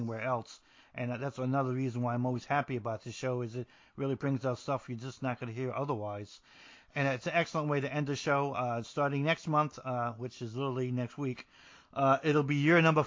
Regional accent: New Jersey, United States; I'm from New Jersey

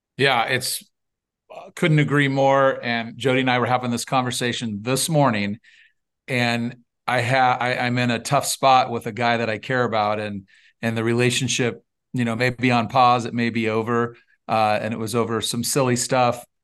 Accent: Northern California, United States; born and raised in California, uh, lion's share of the, of the youth was spent on a, on a six hundred cow dairy in Northern California.

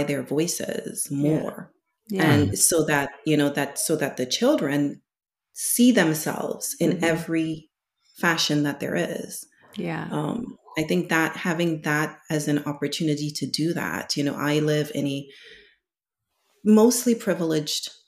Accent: Trinidad & Tobago; now in United States; I am from Trinidad, my husband's from Lebanon

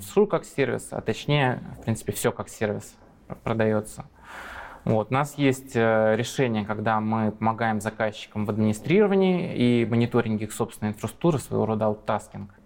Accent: Moscow, Russia; also born or lived in Ilmenau, Germany; Я москвич

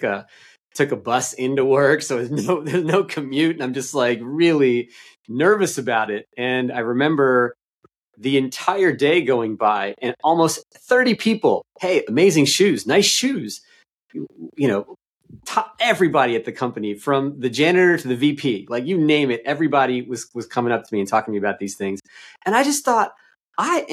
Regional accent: East Coast, United States; I'm from the East Coast.

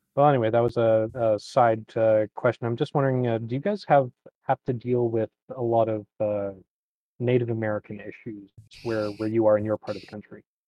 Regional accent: Canada; No, I'm Ca, I'm Canadian.

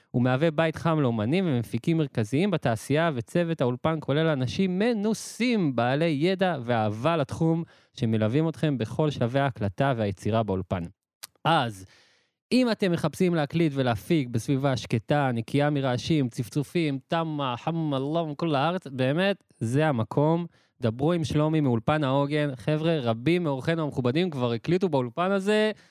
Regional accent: Emek Hefer, Central District, Israel; ואני אומר לכם את זה ממקור ראשון, כי אני מעמק חפר והייתי שם מלא פעמים, וזה אחלה קיבוץ

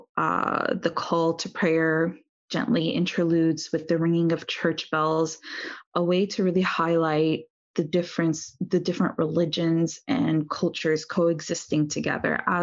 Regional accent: United States; being born and raised in the United States

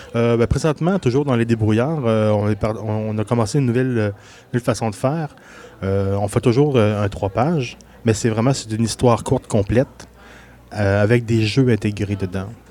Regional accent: Quebec City region, Canada; also born or lived in Gaspésie; je suis né en Gaspésie. Mais j'ai passé la majorité de ma vie dans la région de Québec.

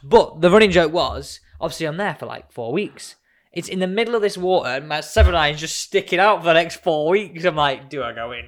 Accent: Manchester, North West England, United Kingdom; I'm from Manchester

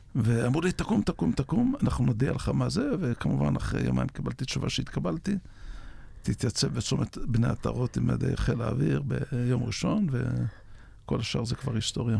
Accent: Yavne'el, Northern District, Israel; נולדתי ביבניאל ב-56.

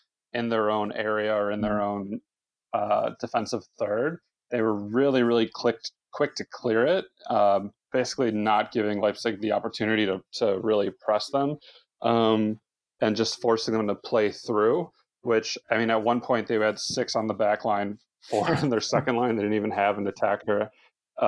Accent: United States; as an American

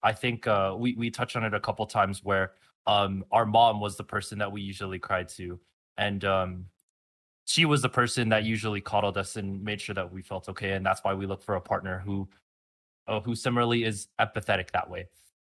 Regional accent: Philippines; especially coming from an immigrant family and being Filipino

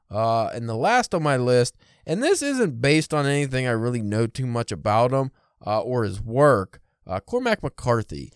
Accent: United States; I'm American boy

